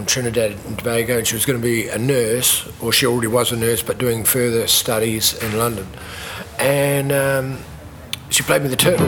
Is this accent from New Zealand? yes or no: yes; New Zealand; also born or lived in Canada / Western Australia; I was born in Canada, and then my parents migrated out to New Zealand